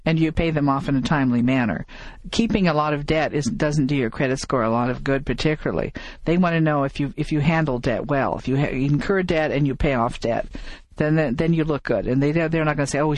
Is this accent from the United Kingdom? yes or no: no; Midwest, United States; moved away; I come from the Midwest